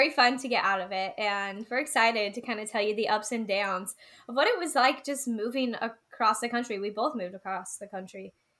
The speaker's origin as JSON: {"language": "English", "region": "Utah", "country": "United States", "moved": "yes", "said": "We are actually both from Utah, a little town in Utah."}